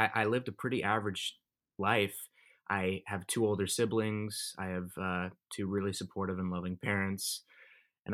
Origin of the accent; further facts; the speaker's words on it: Thousand Oaks, California, United States; I grew up in Thousand Oaks, California.